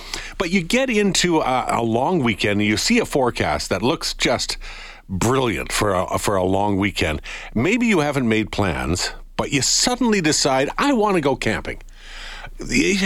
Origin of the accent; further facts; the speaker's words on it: Vermilion, Alberta, Canada; I grew up around Vermilion